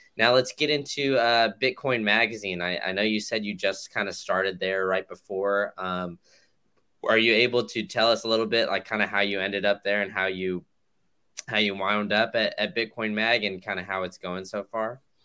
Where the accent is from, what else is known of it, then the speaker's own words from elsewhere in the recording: Austin, Texas, United States; I grew up in Austin